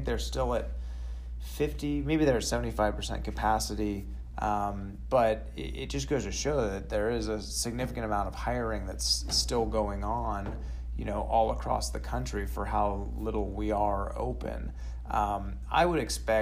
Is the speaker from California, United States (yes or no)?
yes; California, United States; moved away as an adult; now in Texas, United States; I'm from California originally, and, you know, we're only, 3 years removed from California. We moved here in 2017